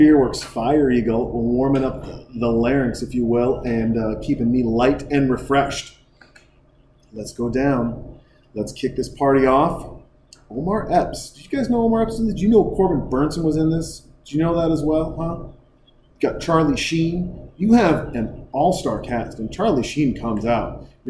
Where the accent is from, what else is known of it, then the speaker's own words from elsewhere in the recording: Canada; she will sometimes ask me, she's like, I'm sorry, am I talking to a real Canadian? I'm like, that's my accent.